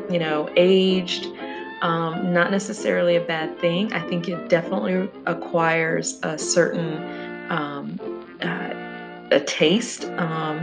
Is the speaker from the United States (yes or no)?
yes; the South, United States; I grew up in the South